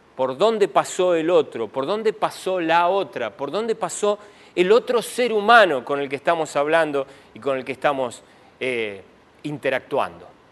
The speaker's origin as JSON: {"language": "Spanish", "country": "Argentina", "said": "me puedo definir como argentino"}